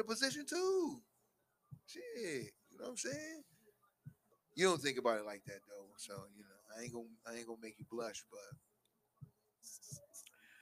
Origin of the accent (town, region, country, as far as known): Buffalo, New York, United States